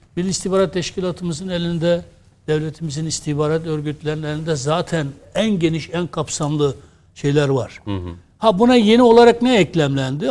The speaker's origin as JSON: {"language": "Turkish", "region": "Adıyaman", "country": "Turkey", "said": "Biz Adıyaman Malatya'nın eski ilçesiydik."}